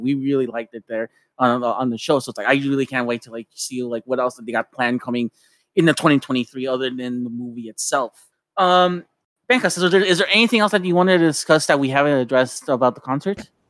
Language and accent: English; Tijuana, Baja California, Mexico; I grew up in Mexico and I grew up in, in Tijuana